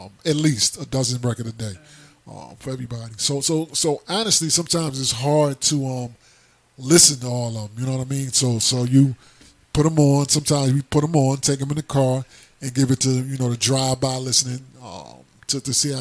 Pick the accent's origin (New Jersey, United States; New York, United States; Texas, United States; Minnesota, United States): New Jersey, United States; I'm from Jersey, so right up there.